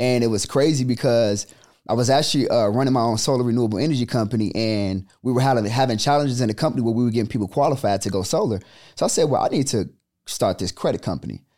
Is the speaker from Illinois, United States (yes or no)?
yes; Chicago, Illinois, United States; born and raised in the South Side of Chicago